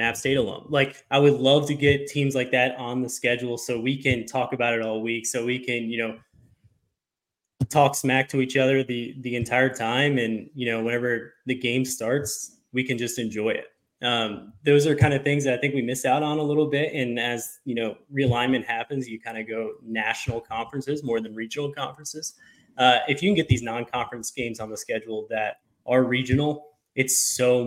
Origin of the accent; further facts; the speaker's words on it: Virginia, United States; growing up in Virginia, I was friends with a lot of people that went to these schools.